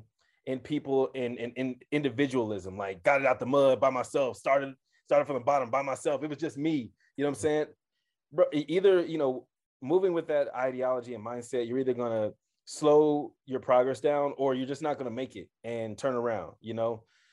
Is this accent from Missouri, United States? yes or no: yes; Kansas City, Missouri, United States; now in Denver, United States; For the audience, I'm from Kansas City.